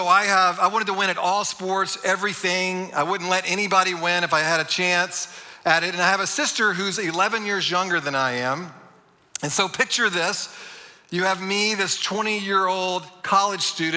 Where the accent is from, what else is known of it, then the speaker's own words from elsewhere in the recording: Texas, United States; also born or lived in Dallas; I'm from Texas